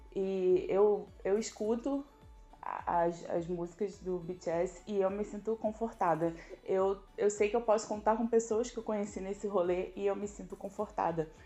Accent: Rio de Janeiro, Brazil; eu tenho 36 anos e eu sou do Rio de Janeiro

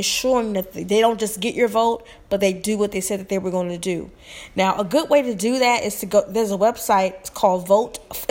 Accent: Alabama, United States; moved away; I'm originally from Alabama

